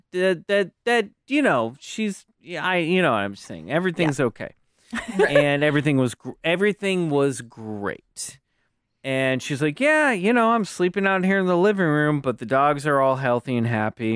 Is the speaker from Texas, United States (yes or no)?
no; Kansas City, Kansas, United States; I grew up in Kansas City, Kansas.